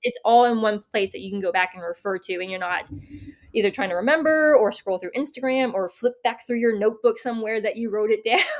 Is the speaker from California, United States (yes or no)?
yes; San Diego, California, United States; moved away as an adult; also born or lived in upstate New York / Denver, Colorado; now in Tennessee, United States; I grew up in San Diego and I went to school up in upstate New York